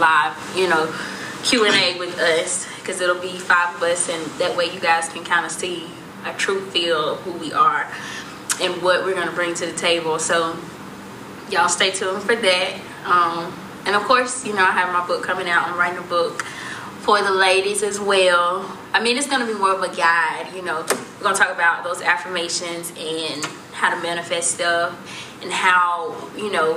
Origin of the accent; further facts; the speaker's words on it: White Plains, Alabama, United States; we're from Alabama, but we're from a small town called White Plains.